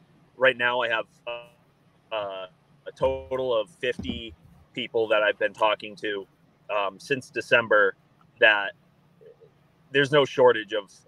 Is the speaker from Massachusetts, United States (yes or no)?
yes; Massachusetts, United States; I'm from Central Mass. Yes.